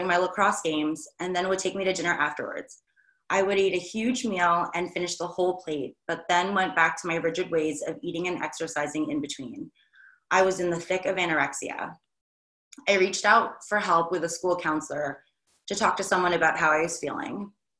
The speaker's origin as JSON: {"language": "English", "region": "New York", "country": "United States", "said": "I'm from New York"}